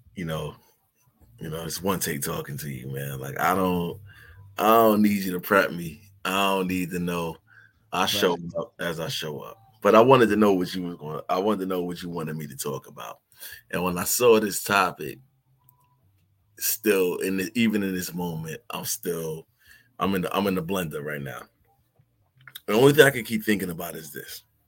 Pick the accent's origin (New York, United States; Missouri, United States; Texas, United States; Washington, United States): New York, United States; New York City; I'm from New York City